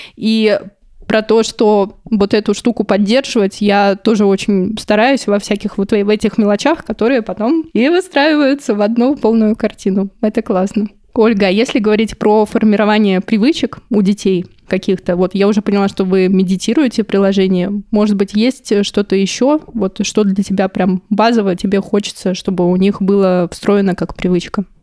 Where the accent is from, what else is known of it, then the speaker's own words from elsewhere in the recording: Buryatia, Russia; я из Бурятии, у нас там рядом Монголия